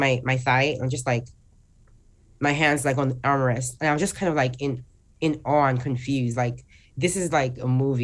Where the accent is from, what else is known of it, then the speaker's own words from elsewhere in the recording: Nigeria; moved away; I still lived in my home country, Nigeria. That's where I was born and raised.